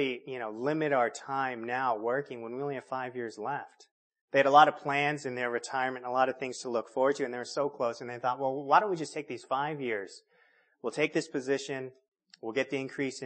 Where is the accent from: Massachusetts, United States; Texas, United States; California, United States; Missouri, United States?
California, United States; moved away; I grew up in California.